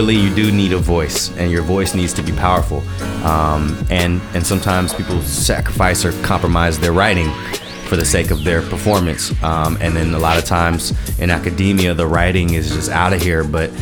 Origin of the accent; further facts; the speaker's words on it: Durham, North Carolina, United States; first language Japanese; moved away as an adult; also born or lived in Washington, D.C.; now in Los Angeles, United States; I'm Asian American in Durham, North Carolina